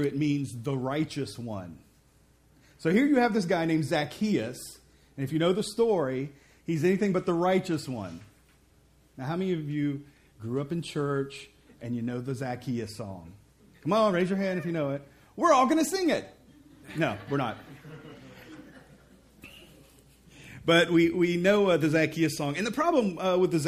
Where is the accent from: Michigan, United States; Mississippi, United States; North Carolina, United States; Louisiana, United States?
Mississippi, United States; I'm from Mississippi.